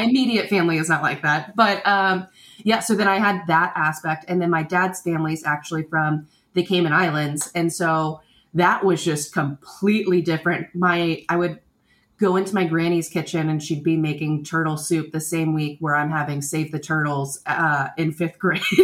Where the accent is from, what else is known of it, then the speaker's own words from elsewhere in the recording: Tampa, Florida, United States; I grew up in Florida